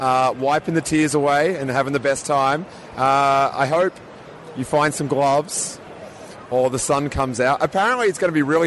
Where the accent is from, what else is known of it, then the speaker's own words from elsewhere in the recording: Australia; I'm Australian